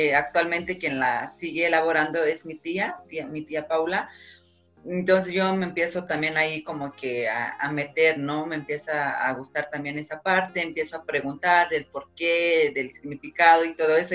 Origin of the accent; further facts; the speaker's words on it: Oaxaca, Mexico; nosotros como oaxaqueños somos este, ricos en cultura